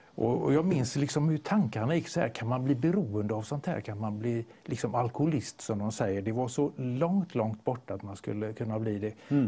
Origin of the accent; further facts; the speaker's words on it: Gothenburg, Västra Götaland, Sweden; jag är ju göteborgare